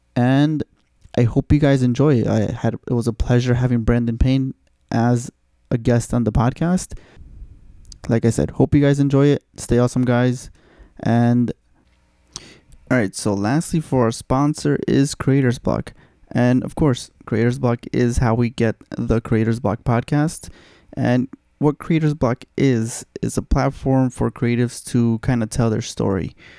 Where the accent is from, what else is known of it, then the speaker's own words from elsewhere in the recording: Mexico; moved away; I'm from Mexico